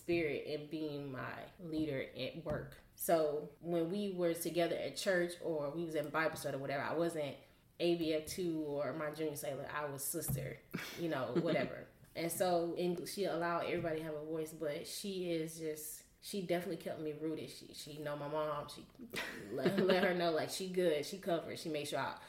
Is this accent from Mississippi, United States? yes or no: yes; Mississippi, United States; moved away as an adult; also born or lived in Japan; me growing up in Mississippi, we went to church